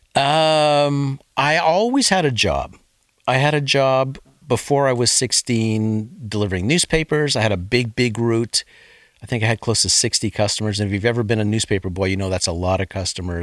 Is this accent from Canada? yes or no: yes; Sudbury, Ontario, Canada; my parents met in Sudbury, and I was born there in nineteen fifty-nine.